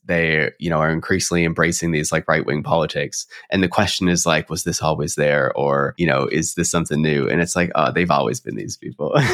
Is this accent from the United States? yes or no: no; Canada; being Canadian